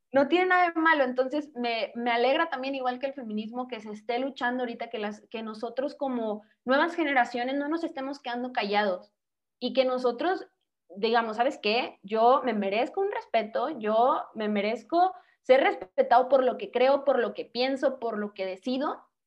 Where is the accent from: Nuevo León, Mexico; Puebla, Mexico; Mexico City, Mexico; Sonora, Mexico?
Nuevo León, Mexico; Monterrey; soy de Monterrey, Nuevo León